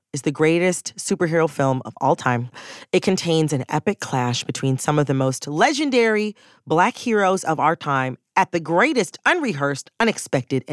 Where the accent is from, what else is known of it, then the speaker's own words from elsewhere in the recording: Detroit, Michigan, United States; I'm from the Detroit area